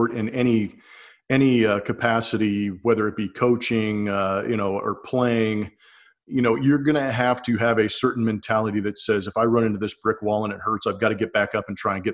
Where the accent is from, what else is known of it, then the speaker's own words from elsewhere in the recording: Southern California, United States; moved away as an adult; also born or lived in Redwood City, California; now in Texas, United States; eventually moved down to Southern California before I could even remember anything when I was about 3 or 4 years old. Eventually grew up in Southern California